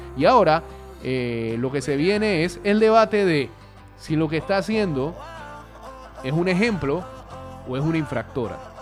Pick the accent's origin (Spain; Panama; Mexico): Panama; yo nací en Panamá